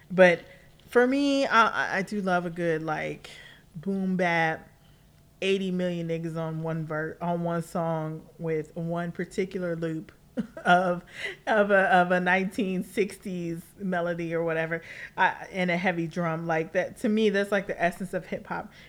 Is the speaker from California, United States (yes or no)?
yes; Los Angeles, California, United States; also born or lived in New York; a Los Angeles native, I mean, I'm all I represent all LA all day, even though sometimes I sound like I'm from New York, and I know some of y'all are straight up confused.